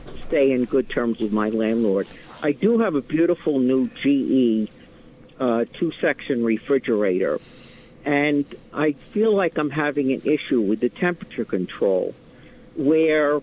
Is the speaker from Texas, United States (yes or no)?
no; Yonkers, New York, United States; now in Hopewell Junction, United States; I'm formerly from Yonkers